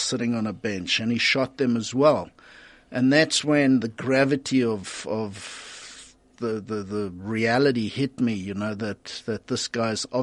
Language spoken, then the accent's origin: English; Centurion, Gauteng, South Africa; I grew up in Littleton in a Defence Force related community